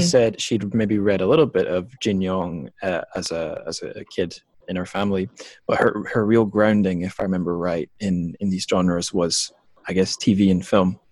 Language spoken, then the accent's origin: English; Scotland, United Kingdom; moved away as an adult; also born or lived in China; home to my home country of Scotland